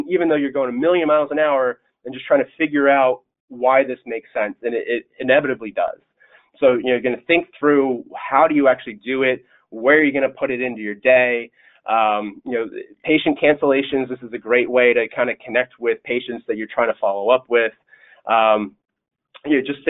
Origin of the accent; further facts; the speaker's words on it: the Adirondacks, upstate New York, United States; now in Delaware, United States; upstate New York, where I'm originally from, I'm actually from the Adirondacks, which is woods, and that's all rural